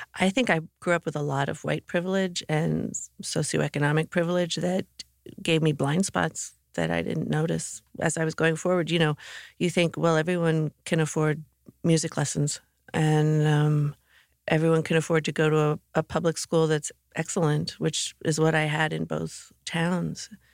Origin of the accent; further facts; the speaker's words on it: Morristown, New Jersey, United States; also born or lived in Mendham, New Jersey; Morristown, New Jersey